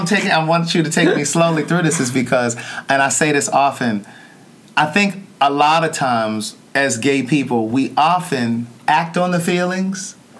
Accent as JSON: {"language": "English", "town": "Baltimore", "region": "Maryland", "country": "United States", "tie": "born or raised there", "said": "my hometown."}